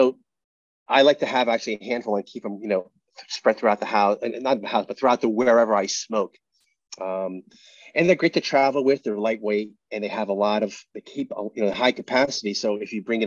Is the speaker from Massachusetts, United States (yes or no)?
yes; Fall River, Massachusetts, United States; moved away; I grew up in Massachusetts. I grew up in Fall River, Massachusetts